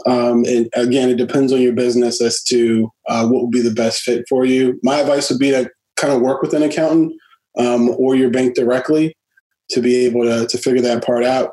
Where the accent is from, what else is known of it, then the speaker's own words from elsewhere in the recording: Washington, District of Columbia, United States; born and raised in the Washington D.C. area.